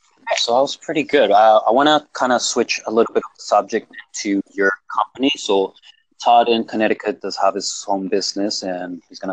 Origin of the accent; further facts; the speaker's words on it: Colombia; born there; first language Spanish; English is a second language; It is my first language technically because I was born in Colombia, even though I don't speak Spanish as much anymore.